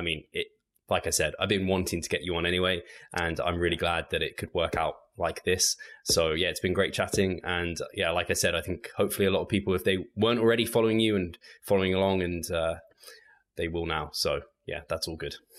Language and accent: English; England, United Kingdom; I'm English English.